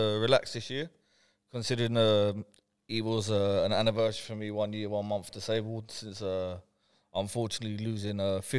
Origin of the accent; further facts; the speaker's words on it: Brentford, London, United Kingdom; I'm from Brentford, West London.